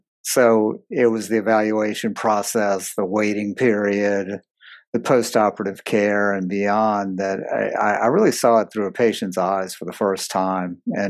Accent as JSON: {"language": "English", "town": "New Orleans", "region": "Louisiana", "country": "United States", "tie": "born or raised there", "said": "I grew up in a medical family. So I grew up in New Orleans."}